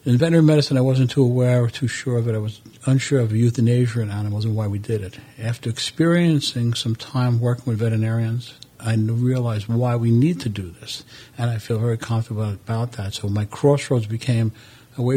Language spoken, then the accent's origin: English; New York City, New York, United States; moved away as an adult; also born or lived in Italy; I was born in Brooklyn, New York. I went to school, raised over there, finished everything